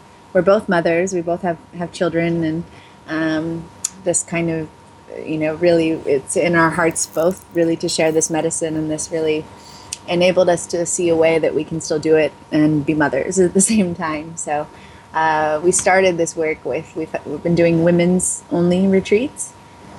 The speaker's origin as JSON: {"language": "English", "town": "Los Angeles", "region": "California", "country": "United States", "tie": "born or raised there", "said": "growing up in the Los Angeles area"}